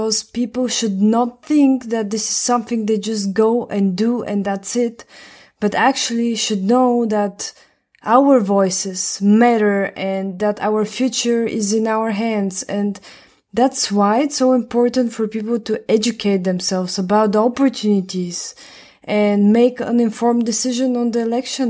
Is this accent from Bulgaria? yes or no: yes; Bulgaria; I'm from Bulgaria